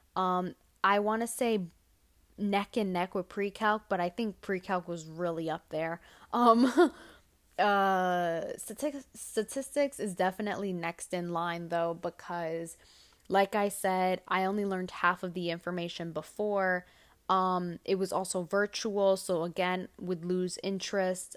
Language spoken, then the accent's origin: English; New York City, New York, United States; as a New Yorker